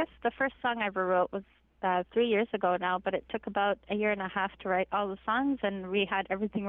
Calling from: Iqaluit, Nunavut, Canada; So I'm calling from Iqaluit, Nunavut.

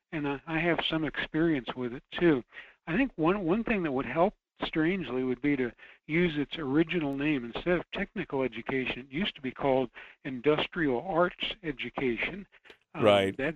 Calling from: Fairbanks, Alaska, United States; from Fairbanks.

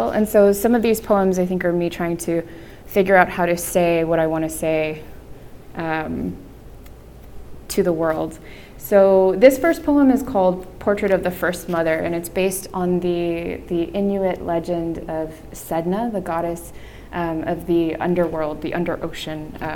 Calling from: Miami, Florida, United States; And I am coming from Miami, Florida, which is a historically conservative state.

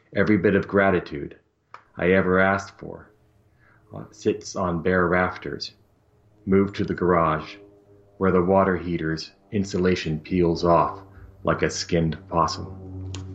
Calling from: Portland, Oregon, United States; Calling from uh, Portland, Oregon

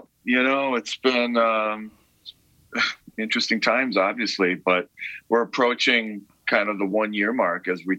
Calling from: Crystal, Minnesota, United States; I am in Crystal, Minnesota.

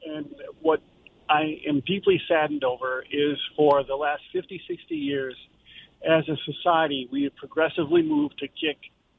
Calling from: Jacksonville, Florida, United States; From Jacksonville.

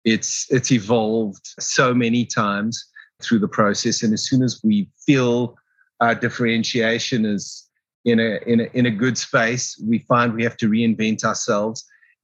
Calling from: Johannesburg, Gauteng, South Africa; Calling out of Johannesburg in South Africa.

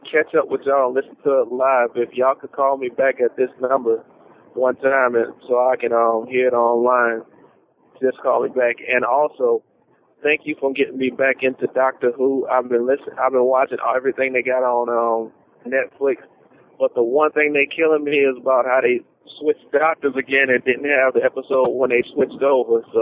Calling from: Louisiana, United States; I'm calling from Louisiana.

